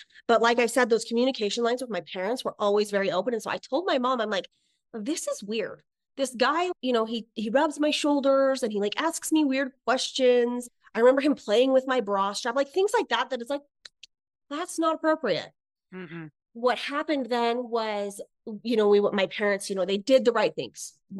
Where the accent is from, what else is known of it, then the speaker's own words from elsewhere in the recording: Idaho, United States; also born or lived in Utah; I'm originally from Idaho. Then I moved to Utah for my dad's job.